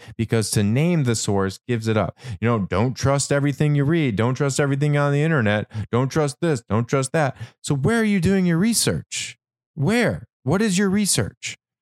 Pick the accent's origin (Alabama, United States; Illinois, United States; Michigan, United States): Michigan, United States; what I grew up witnessing in Michigan